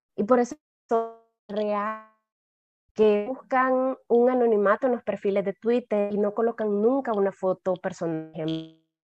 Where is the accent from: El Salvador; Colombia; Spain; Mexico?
El Salvador; para mí como salvadoreña